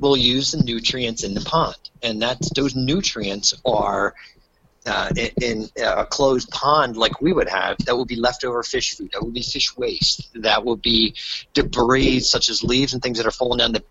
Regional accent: New Jersey, United States; I am from New Jersey

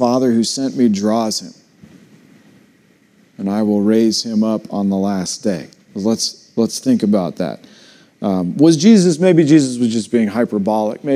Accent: United States; I'm still proud to be an American

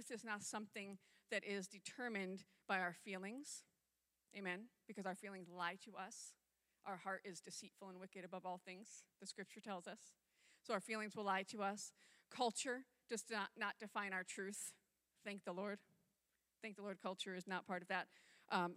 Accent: upstate New York, United States; moved away; I grew up on the East Coast in upstate New York

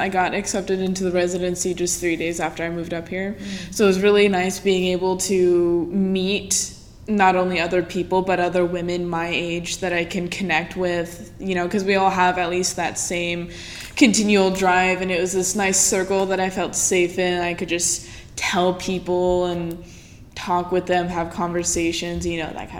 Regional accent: Eureka, California, United States; moved away as an adult; now in Portland, United States; I moved up here to Portland from Eureka, California, where I was raised

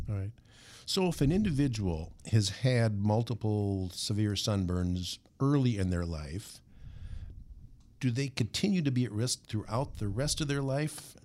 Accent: Minnesota, United States; sunburns were a common part of growing up in Minnesota

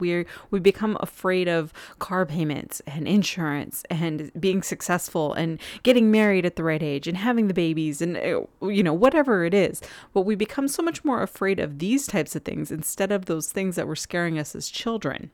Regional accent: Southern California, United States; moved away; I grew up in Southern California

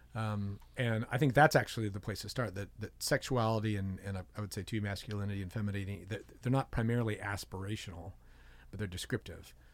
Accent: San Diego, California, United States; I grew up in San Diego

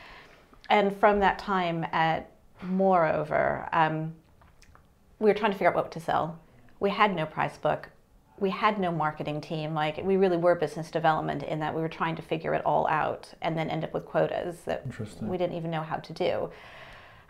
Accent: New Mexico, United States; I'm from New Mexico

